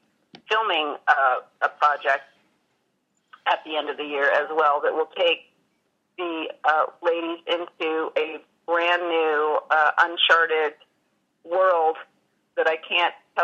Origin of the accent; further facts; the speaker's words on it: Los Angeles, California, United States; it's my hometown in Hollywood